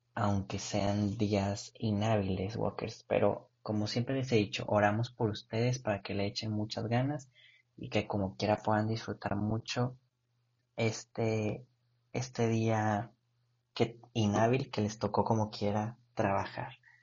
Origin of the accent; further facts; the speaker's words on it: Mexico; nosotros como mexicanos